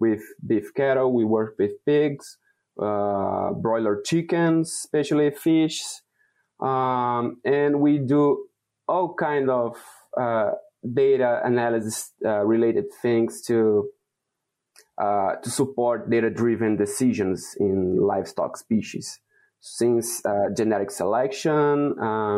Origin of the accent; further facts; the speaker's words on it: Brazil; moved away as an adult; now in Wisconsin, United States; I was born and raised in Brazil